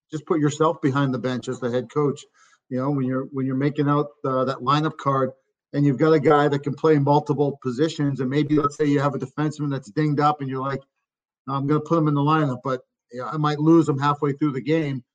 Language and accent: English; Chelmsford, Massachusetts, United States; now in Pittsburgh, United States; my hometown. It's a small town, about 30,000 people, a little northwest of the city of Boston, Chelmsford, Mass